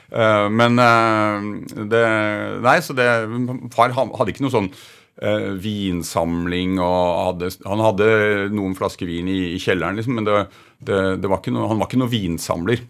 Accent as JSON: {"language": "Norwegian", "region": "Oslo", "country": "Norway", "tie": "born or raised there", "also_born_or_lived": "Holmenkollen area", "said": "født på Majorstuen, og så flyttet vi"}